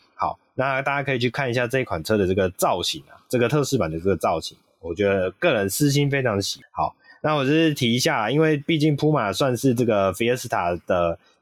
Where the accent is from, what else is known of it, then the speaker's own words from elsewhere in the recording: Taiwan; 我们台湾人